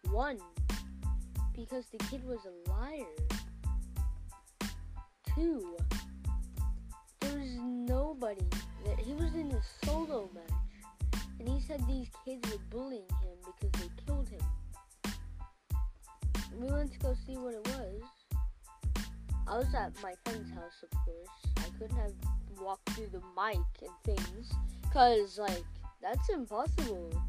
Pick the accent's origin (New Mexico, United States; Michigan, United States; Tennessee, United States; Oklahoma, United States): New Mexico, United States; born there; English is a second language; whenever I was born in New Mexico, I didn't know how to read read English or anything like that. In fact, I hardly knew how to speak it.